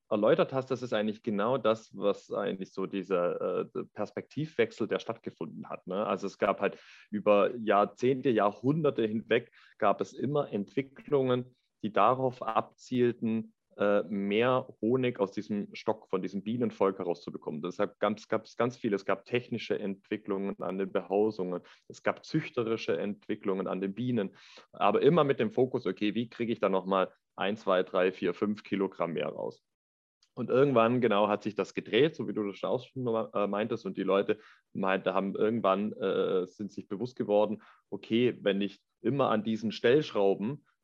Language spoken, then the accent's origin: German; Lake Constance, Germany; also ich bin aufgewachsen am Bodensee